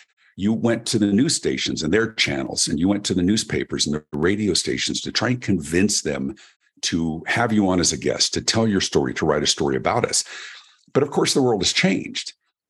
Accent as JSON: {"language": "English", "town": "Denver", "region": "Colorado", "country": "United States", "tie": "born or raised there", "said": "My story, I grew up in Denver, Colorado, in America, and I've always been a performer"}